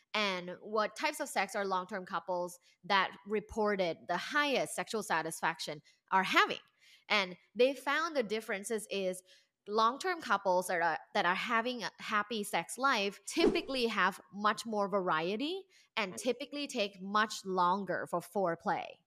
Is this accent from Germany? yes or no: no; Thailand; moved away as an adult; now in Los Angeles, United States; I am originally from Thailand.